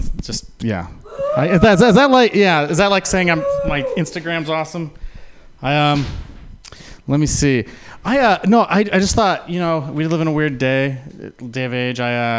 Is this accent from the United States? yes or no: yes; San Francisco, California, United States; born there; also born or lived in Utah; I was born in San Francisco